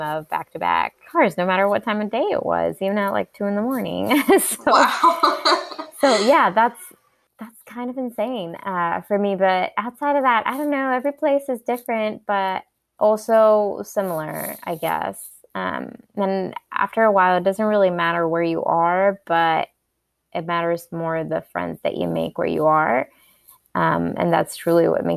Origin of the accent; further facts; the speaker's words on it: Costa Rica; moved away as an adult; now in North Carolina, United States; I was born and raised in Costa Rica, and I moved here when I was 18 to go to college.